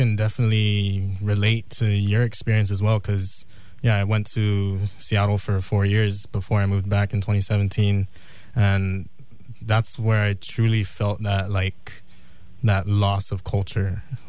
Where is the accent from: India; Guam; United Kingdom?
Guam; moved away; I'm Chamorro. We're from Guam.